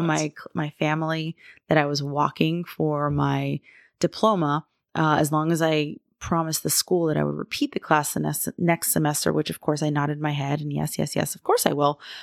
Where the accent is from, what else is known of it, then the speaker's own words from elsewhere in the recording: Florida, United States; moved away as an adult; I am from Florida